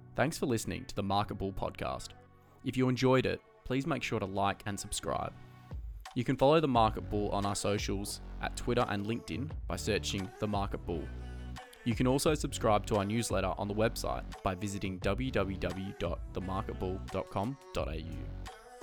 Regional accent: Perth, Western Australia, Australia; born and bred in Perth

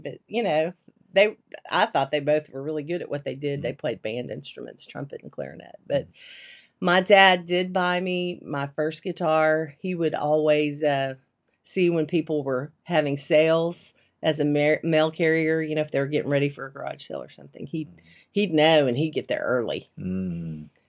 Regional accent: Shreveport, Louisiana, United States; also born or lived in Abilene, Texas; I grew up in Louisiana

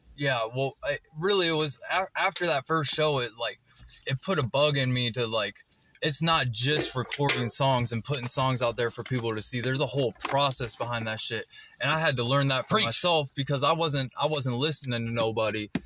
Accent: West Salem, Ohio, United States; I'm from West Salem, Ohio.

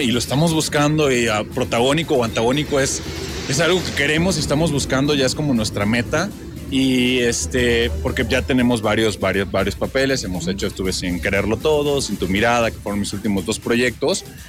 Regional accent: Tantoyuca, Veracruz, Mexico; now in Mexico City, Mexico; Soy de Tantoyuca, Veracruz, paisanito de Toñito también

